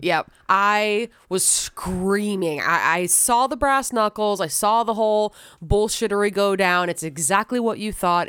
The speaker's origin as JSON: {"language": "English", "town": "St. Petersburg", "region": "Florida", "country": "United States", "tie": "born or raised there", "said": "born and raised in Saint Petersburg"}